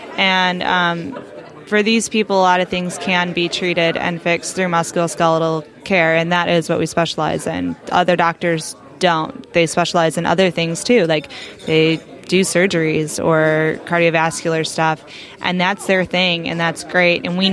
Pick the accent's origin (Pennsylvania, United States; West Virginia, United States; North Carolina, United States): North Carolina, United States; moved away; my home state of North Carolina